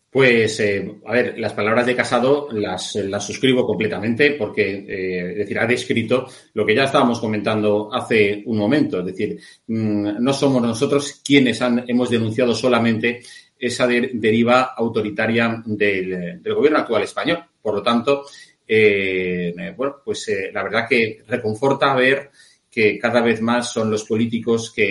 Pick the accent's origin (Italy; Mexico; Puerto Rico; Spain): Spain; con la misma fuerza que tú y yo, Eurico, somos españoles, españoles de bien.